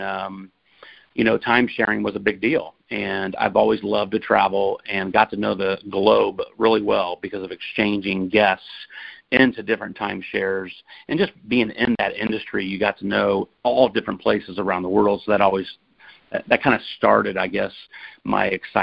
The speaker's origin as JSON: {"language": "English", "town": "Indianapolis", "region": "Indiana", "country": "United States", "tie": "born or raised there", "said": "I grew up on the north side there in Indianapolis"}